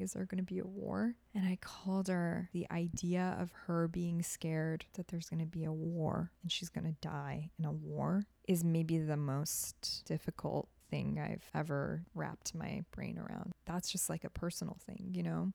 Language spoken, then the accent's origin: English; Toronto, Ontario, Canada; moved away as an adult; also born or lived in Tehran, Iran / Germany; now in Los Angeles, United States; I grew up in Toronto